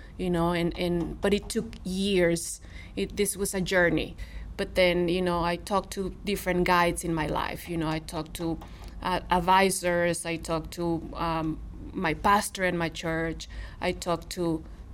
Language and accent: English; Monterrey, Nuevo León, Mexico; English is a second language; now in Missouri, United States; I'm from Monterrey, Mexico, a big city